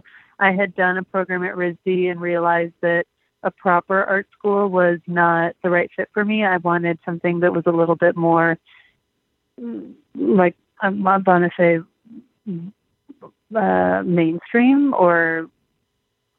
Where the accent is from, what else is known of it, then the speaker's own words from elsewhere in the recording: Los Angeles, California, United States; moved away as an adult; also born or lived in Michigan; I'm from Los Angeles, born and raised